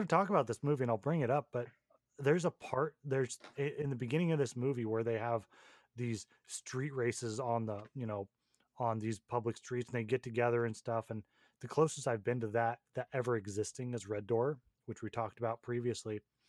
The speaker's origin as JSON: {"language": "English", "town": "Portland", "country": "United States", "tie": "born or raised there", "said": "growing up in Portland"}